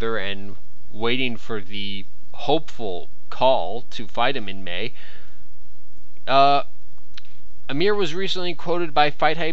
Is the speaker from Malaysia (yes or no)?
no; Canada; I am Canadian